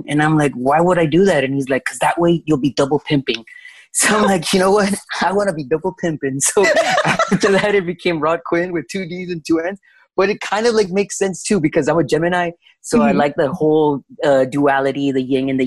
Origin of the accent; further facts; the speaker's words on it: Laredo, Texas, United States; Laredo, Texas, my hometown